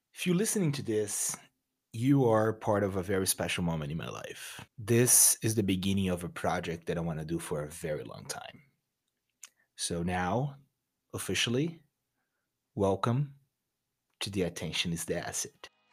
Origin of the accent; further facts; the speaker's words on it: Rio de Janeiro, Brazil; English is a second language; moved away as an adult; now in United States; I'm originally from Brazil. from a beautiful city called Rio de Janeiro